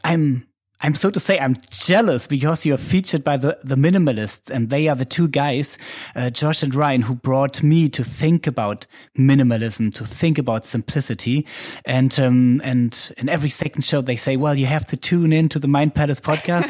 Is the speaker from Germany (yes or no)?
yes; Germany; accent: German; English is a second language; it might be my German accent.